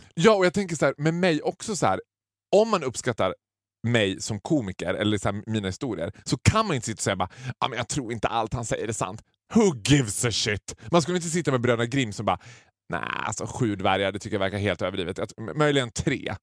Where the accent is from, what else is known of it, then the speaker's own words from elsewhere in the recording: Borlänge, Dalarna County, Sweden; jag kommer från Borlänge.